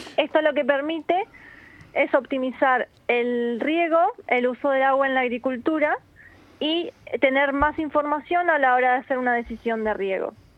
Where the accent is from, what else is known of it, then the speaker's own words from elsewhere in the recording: Argentina; also born or lived in Málaga, Spain; now in Spain; yo soy de Argentina, pero somos malagueños